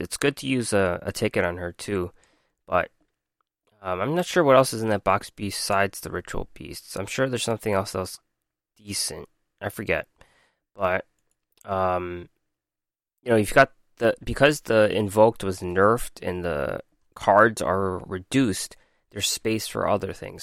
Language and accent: English; New York, United States; I'm from New York